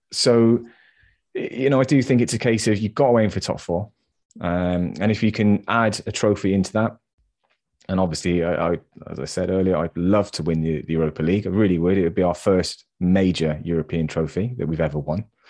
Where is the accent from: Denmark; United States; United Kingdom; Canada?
United Kingdom; England; I'm English